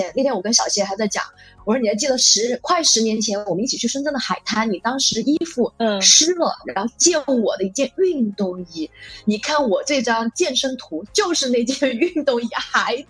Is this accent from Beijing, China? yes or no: no; Chengdu, Sichuan, China; moved away as an adult; also born or lived in Shenzhen / Scotland / Thailand; 我是成都人，然后今天是在深圳。其实深圳之前待了七年。然后之后呢，在这个东南亚的穆斯林国家，待会儿会详细展述，啊，然后呃待待了两年，嗯，之后呢去了英国